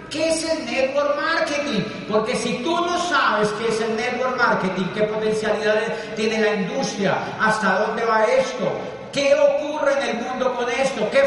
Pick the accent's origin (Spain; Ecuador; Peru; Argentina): Peru; pero somos peruanos también.